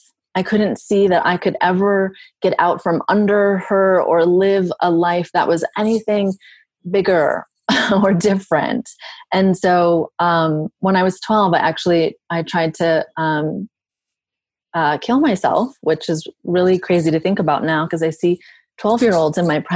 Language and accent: English; Southern Virginia, United States; I'm originally from the South. I'm from Southern Virginia.